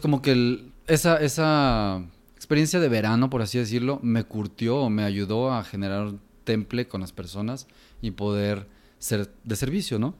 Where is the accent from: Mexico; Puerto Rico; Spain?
Mexico; Guadalajara, Jalisco; Yo crecí aquí en Guadalajara toda mi vida.